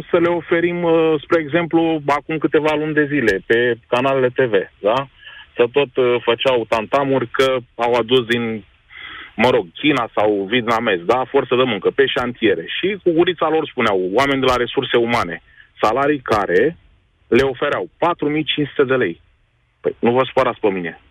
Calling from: Ploiești, Prahova, Romania; Salut, băieți! Vă sunt de la Ploiești.

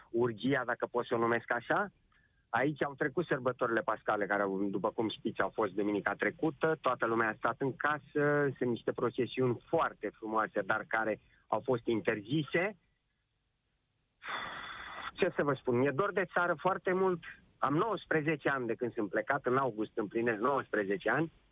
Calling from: Spain; Bun, ce vreau să vă văd, sunt din Spania. Vreau să transmit și eu un, uh, un mesaj celor din țară, să stea acasă.

